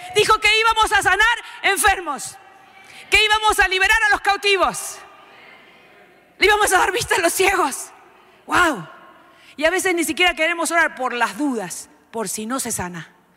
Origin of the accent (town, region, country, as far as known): Argentina